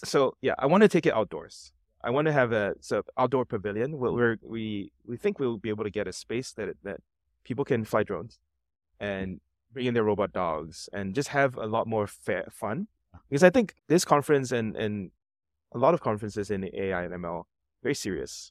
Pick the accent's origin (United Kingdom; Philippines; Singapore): Singapore; I'm from Singapore.